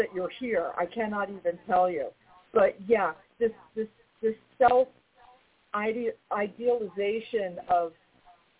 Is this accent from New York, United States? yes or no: yes; New York, United States; I'm a New Yorker